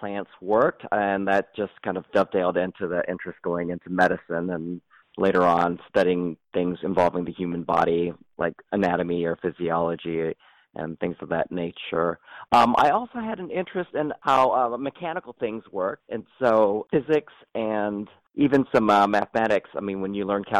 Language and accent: English; Ann Arbor, Michigan, United States; also born or lived in Cincinnati, Ohio; I was born and raised in Ann Arbor, Michigan